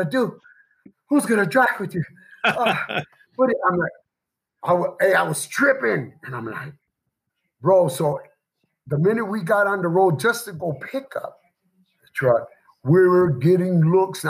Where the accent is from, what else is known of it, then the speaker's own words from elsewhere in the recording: Chicago, Illinois, United States; also born or lived in Indiana; now in Henderson, United States; I'm from Chicago